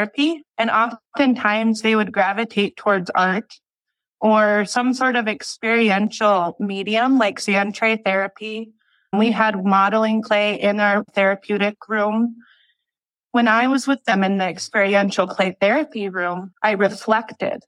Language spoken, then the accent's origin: English; Mille Lacs, Minnesota, United States; also born or lived in North Carolina; I'm from Mille Lacs, we're Ojibwe people here in Anishinaabe, which is all across the Great Lakes